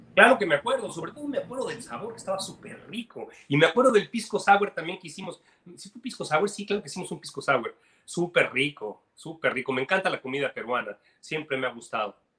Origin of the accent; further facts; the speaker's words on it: Mexico; now in Miami, United States; soy mexicano